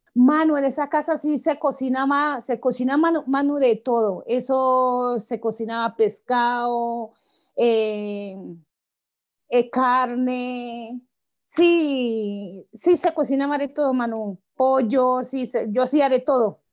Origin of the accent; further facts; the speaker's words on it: Guapi, Cauca, Colombia; yo nací en Guapis, Cauca, pero pues allá pues uno crece